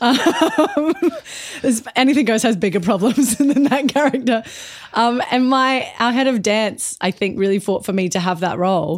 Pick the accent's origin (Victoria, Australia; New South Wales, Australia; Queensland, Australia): Queensland, Australia; Brisbane; moved away as an adult; also born or lived in Perth; I'm from Brisbane mostly